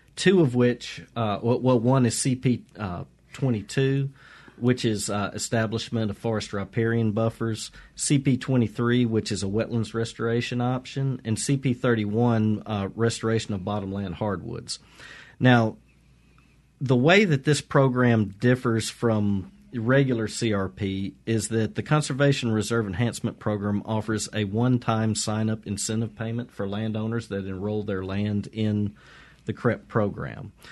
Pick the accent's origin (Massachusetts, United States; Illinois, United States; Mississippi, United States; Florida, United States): Mississippi, United States; I grew up fishing on the Mississippi River